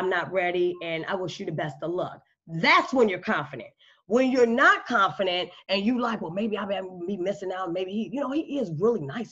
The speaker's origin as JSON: {"language": "English", "town": "Chicago", "region": "Illinois", "country": "United States", "moved": "yes", "said": "I'm from Chicago"}